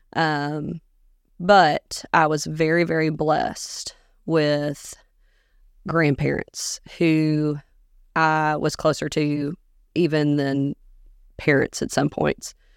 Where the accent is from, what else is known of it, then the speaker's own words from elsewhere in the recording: Augusta, Georgia, United States; moved away as an adult; also born or lived in Minneapolis, Minnesota; now in Dickson County, Tennessee, United States; I was born in Minneapolis, but I grew up in Augusta, Georgia